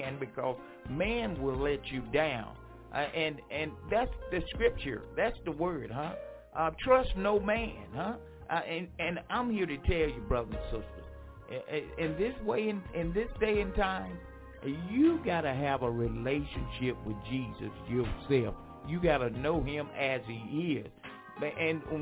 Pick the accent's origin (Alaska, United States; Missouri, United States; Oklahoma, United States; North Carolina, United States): North Carolina, United States; Franklinton; my hometown, Franklinton, North Carolina.